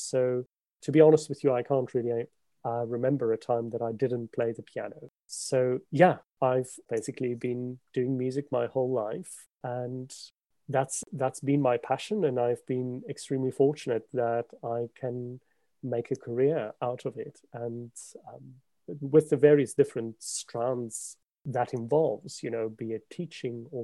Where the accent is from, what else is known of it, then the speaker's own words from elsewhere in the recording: South Africa; moved away as an adult; also born or lived in Scotland; now in London, United Kingdom; I am a South African pianist. I've left South Africa about 20 years ago now to do my undergraduate study in Scotland.